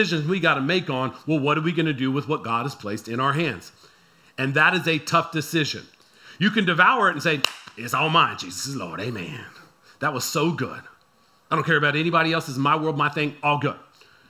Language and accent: English; San Antonio, Texas, United States; I'm from San Antonio